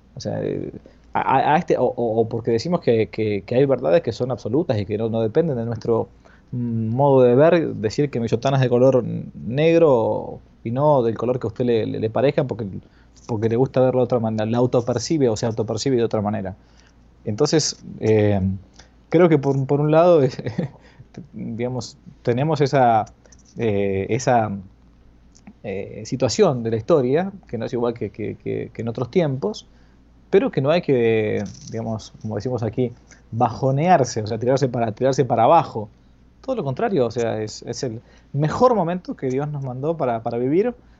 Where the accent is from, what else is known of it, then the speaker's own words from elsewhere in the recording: Argentina; yo estoy acá, en mi país, en Argentina